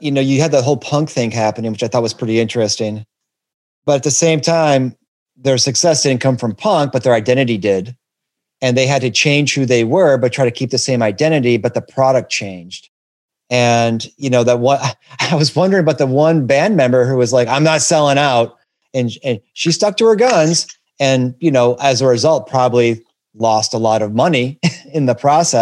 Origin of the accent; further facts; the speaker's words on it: Detroit, Michigan, United States; I'm from Detroit